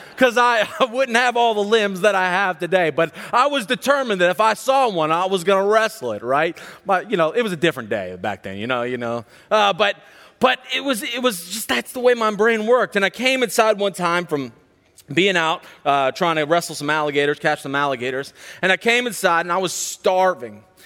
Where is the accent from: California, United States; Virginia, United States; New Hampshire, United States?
Virginia, United States; Charlottesville; I grew up in Central Virginia, right outside of Charlottesville